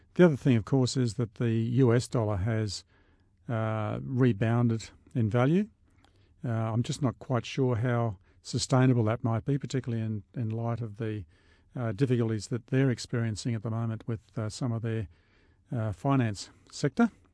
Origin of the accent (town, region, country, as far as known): Australia